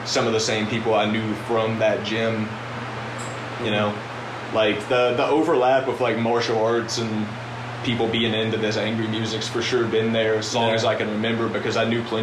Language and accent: English; Owensboro, Kentucky, United States; moved away as an adult; my hometown, Owensboro, Kentucky